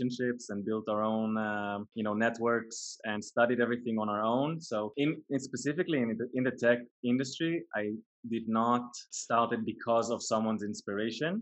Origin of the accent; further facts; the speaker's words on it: a kibbutz in northern Israel, Northern District, Israel; I was born in a kibbutz way up north in Israel, which is a really unique childhood